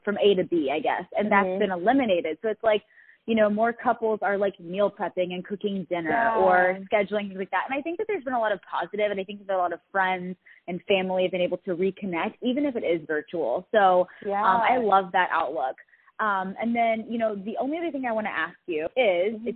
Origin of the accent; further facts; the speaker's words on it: Frisco, Texas, United States; now in Cleveland, United States; I grew up around the Frisco area